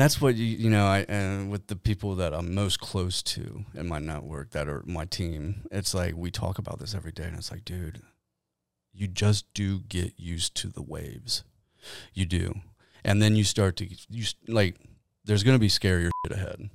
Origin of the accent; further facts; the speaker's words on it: Kenton, United States; moved away; Kenton's my hometown. That's where I was born and raised